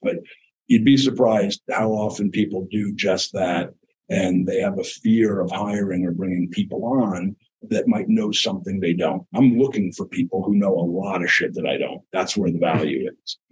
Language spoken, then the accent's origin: English; New Jersey, United States; I come from New Jersey